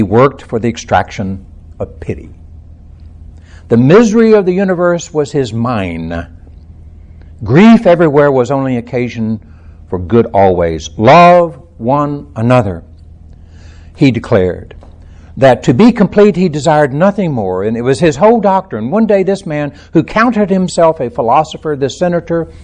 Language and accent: English; central Texas, United States; I was born in Texas, in the central part of Texas